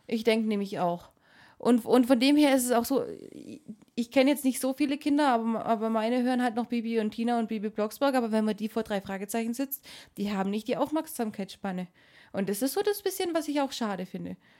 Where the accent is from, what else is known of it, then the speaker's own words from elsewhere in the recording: Swabia, Germany; ich komme nicht aus Schleswig-Holstein, aber wir Schwaben